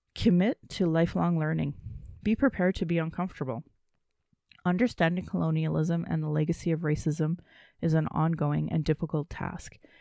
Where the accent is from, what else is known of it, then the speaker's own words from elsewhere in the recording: Calgary, Alberta, Canada; I was born in Calgary